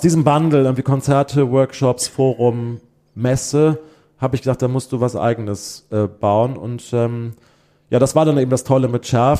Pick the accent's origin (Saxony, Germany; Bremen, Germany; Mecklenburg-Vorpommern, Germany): Bremen, Germany; also born or lived in Limburg; in Bremen, wir sind dann von Limburg nach Bremen gezogen, da habe ich dann irgendwie so meine gymnasiale Zeit gemacht, Abitur gemacht